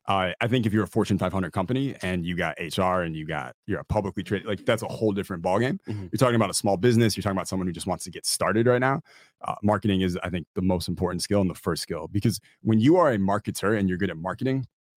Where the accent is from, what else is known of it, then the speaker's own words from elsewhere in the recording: West Bloomfield, Michigan, United States; West Bloomfield, Michigan. {S0} Okay. {S3} So about 30 minutes outside of Detroit.